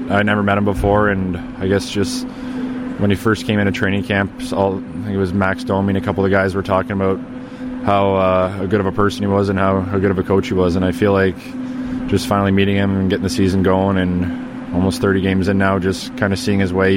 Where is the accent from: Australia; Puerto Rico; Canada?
Canada; outside of Toronto, Ontario; moved away as an adult; now in Chicago, United States; Growing up outside of Toronto, I never really was into in the big city there